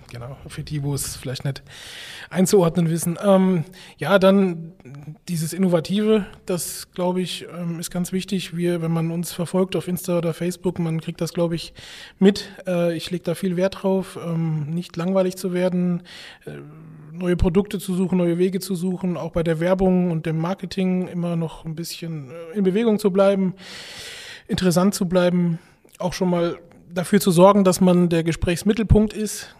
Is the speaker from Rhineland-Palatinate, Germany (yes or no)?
yes; Rhineland-Palatinate, Germany; meine Eltern, die ja auch 25 Jahre eine Bäckerei geleitet haben in Rheinland-Pfalz, äh, da bin ich aufgewachsen in der Backstube